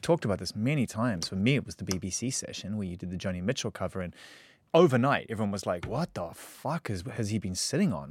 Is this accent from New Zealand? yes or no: yes; New Zealand; moved away; return to my home country